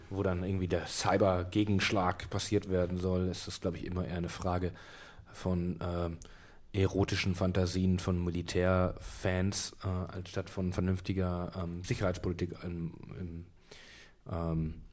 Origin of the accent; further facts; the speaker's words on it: Berlin, Germany; born there; Ich bin in Berlin geboren.